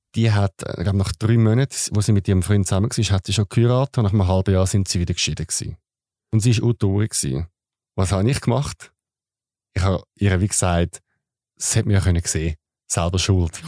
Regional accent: Switzerland; als Schweizer

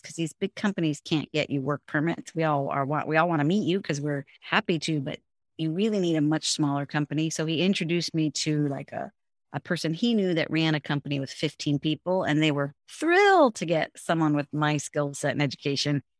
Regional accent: San Francisco, California, United States; first language English; also born or lived in Finland / Hong Kong / England; I grew up in San Francisco. I'm fourth generation San Franciscan, so this is home

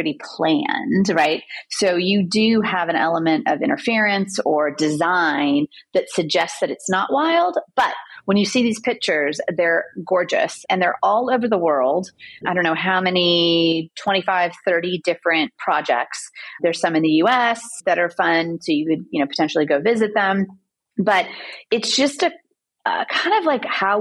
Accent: Southern California, United States; I grew up in Southern California

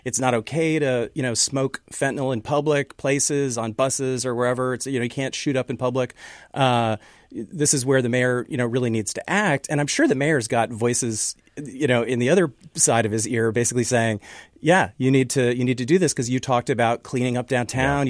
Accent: Canada; now in Seattle, United States; I'm from Canada originally

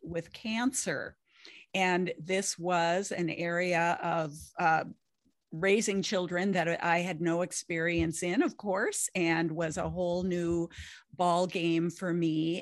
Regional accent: Lake of the Woods, northern Minnesota, United States; I grew up on Lake of the Woods up in northern Minnesota.

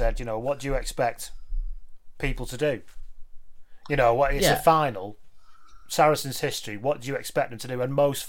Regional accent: Lancashire, North West England, United Kingdom; I grew up in Lancashire

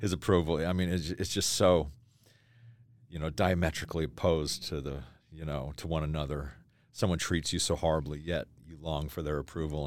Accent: Tennessee, United States; moved away; also born or lived in Idaho; we grew up in the South as a little kid. I'm from Tennessee. I was born in Tennessee

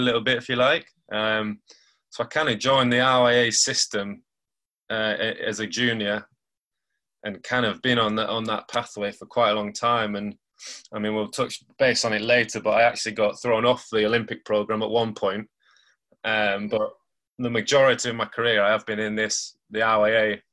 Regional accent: Lancashire, North West England, United Kingdom; you might have got it from my accent, but I'm from Lancashire, up north.

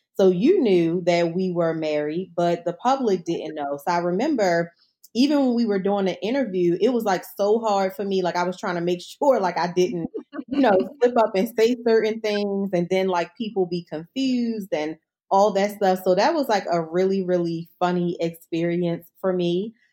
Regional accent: Baltimore, Maryland, United States; I'm not from D C, I'm from Baltimore

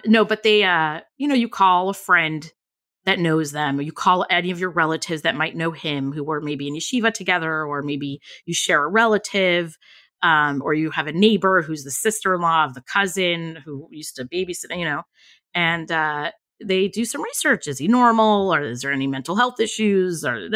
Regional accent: California, United States; I grew up in California

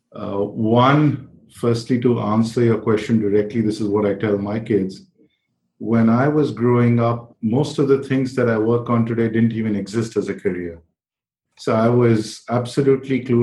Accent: New Delhi, Delhi, India; I was growing up in New Delhi in India

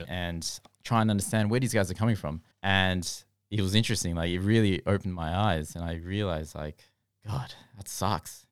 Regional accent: Australia; growing up in Australia

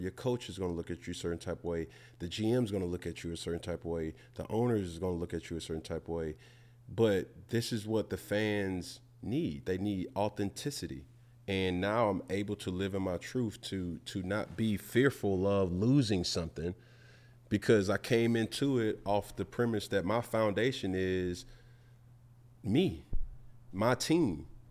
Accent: Atlanta, Georgia, United States; I'm from Atlanta

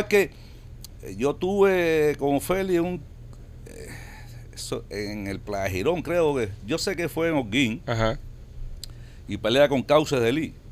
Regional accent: Cuba; moved away; Salí de Cuba en el 2007

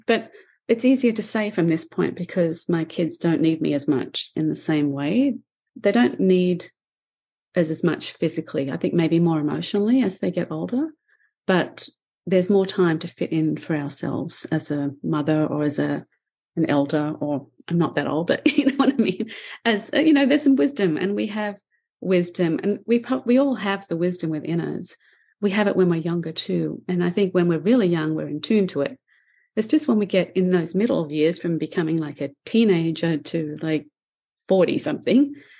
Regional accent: Australia; accent: Australian; now in Canada; So I've been here for 33 years in Canada now. So my accent does not belong to Australia, and it doesn't belong in Canada

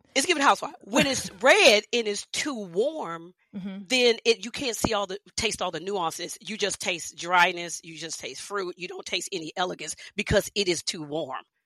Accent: Houston, Texas, United States; I grew up in Houston

